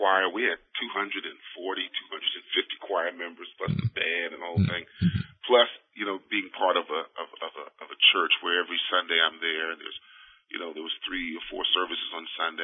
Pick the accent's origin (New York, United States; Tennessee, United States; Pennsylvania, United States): New York, United States; New York City; also born or lived in Queens, New York; I was born in the Brooklyn area